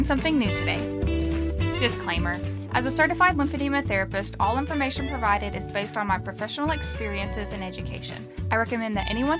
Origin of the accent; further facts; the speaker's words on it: Texas, United States; We're from Texas